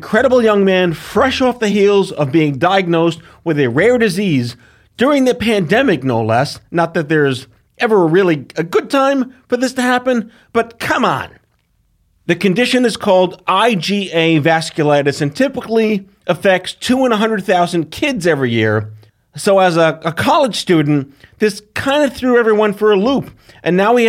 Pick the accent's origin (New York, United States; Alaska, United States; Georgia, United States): New York, United States; as a New Yorker